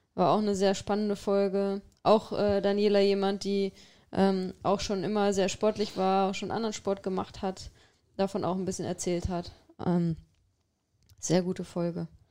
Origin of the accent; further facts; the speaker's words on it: Xanten, North Rhine-Westphalia, Germany; moved away; meiner Heimat